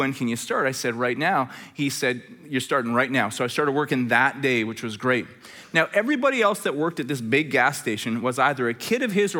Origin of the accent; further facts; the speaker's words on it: Red Deer, Alberta, Canada; we're both from Red Deer. This is great. So we drive back to Red Deer.